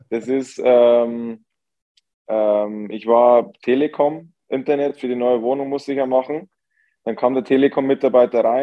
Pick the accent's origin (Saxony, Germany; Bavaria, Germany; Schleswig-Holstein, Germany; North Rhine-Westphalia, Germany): Bavaria, Germany; now in Vienna, Austria; ich komme ja aus Niederbayern, ähneln den den Niederbayern sehr